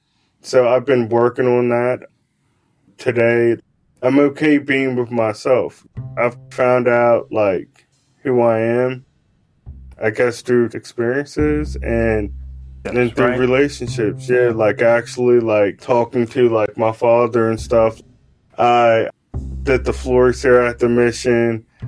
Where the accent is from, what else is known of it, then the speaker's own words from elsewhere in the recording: West Virginia, United States; you know, I came from West Virginia and it's, like, a totally, like, different, like, atmosphere. Yeah. The city lights and everything, I was bugging, you know.